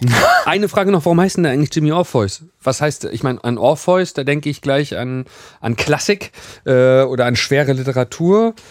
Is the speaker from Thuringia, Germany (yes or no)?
no; Wismar, Mecklenburg-Vorpommern, Germany; moved away; also born or lived in Rostock; bei uns in Wismar